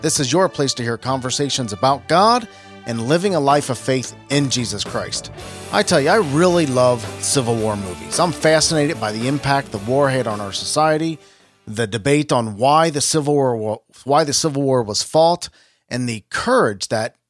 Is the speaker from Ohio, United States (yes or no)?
yes; Cincinnati, Ohio, United States; I'm from Cincinnati, Ohio.